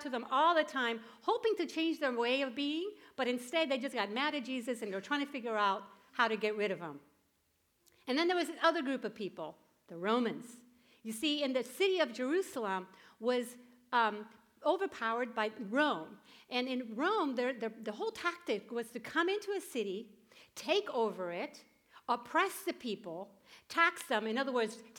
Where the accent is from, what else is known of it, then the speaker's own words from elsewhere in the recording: Puerto Rico; moved away; I grew up in Puerto Rico.